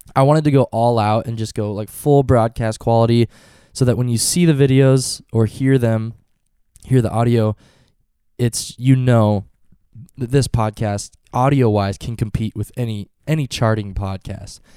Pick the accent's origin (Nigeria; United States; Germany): United States; Norfolk; Norfolk today, my hometown